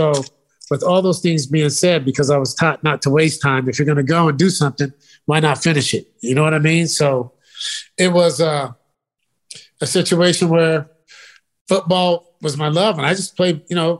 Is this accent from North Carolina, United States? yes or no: no; California, United States; the Giants and 49ers growing up in Northern California, those are our teams.